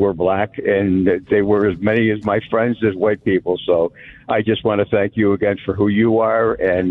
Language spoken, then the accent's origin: English; Waterbury, Connecticut, United States; now in Southington, United States; I'm from Waterbury originally, live in Southington now. I graduated with a class of 400 that probably 150 were black